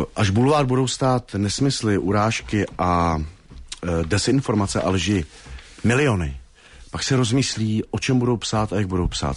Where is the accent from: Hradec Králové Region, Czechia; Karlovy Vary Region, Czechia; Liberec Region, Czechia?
Hradec Králové Region, Czechia; Hradec Králové; vyrůstal jsem vlastně v Osečnici v Orlických horách, v Hradci Králové, východočeský kraj